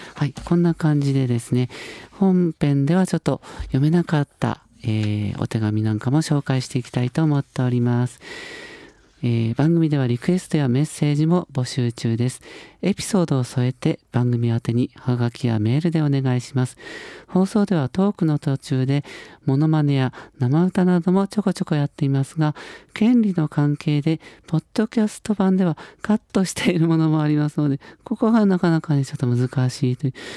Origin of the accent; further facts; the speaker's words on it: Sagamihara, Kanagawa, Japan; 相模原、僕の地元